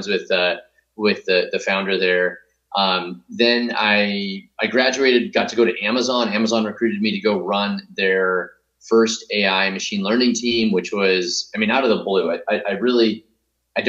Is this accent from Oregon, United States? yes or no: yes; Grants Pass, Oregon, United States; moved away; also born or lived in Stanford, California; So I grew up in Southern Oregon, a little town called Grants Pass